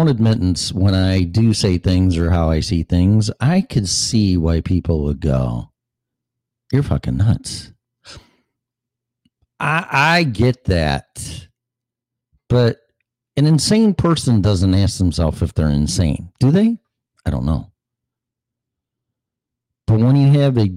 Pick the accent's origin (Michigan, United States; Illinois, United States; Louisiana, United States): Illinois, United States; Streamwood; also born or lived in Des Plaines, Illinois / Davis Junction, Illinois / Las Vegas; my hometown, Streamwood, Illinois